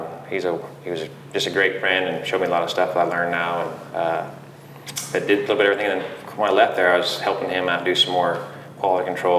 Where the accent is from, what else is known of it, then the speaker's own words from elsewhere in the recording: Big Piney, Wyoming, United States; also born or lived in Riverton, United States / Laramie, United States; It's a great place to grow up. It was, you know, small town, just population 1,000 there, but went to school there, grew up there, ended up going to Central Wyoming College in Riverton, and then ended up going to Laramie